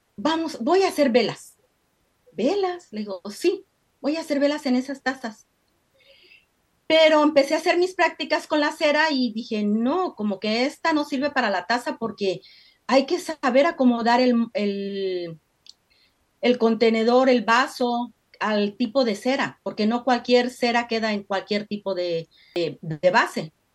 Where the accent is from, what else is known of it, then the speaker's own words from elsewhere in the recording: Mexico; moved away as an adult; soy de México, eh, llegué pues hace más o menos como más de 30 años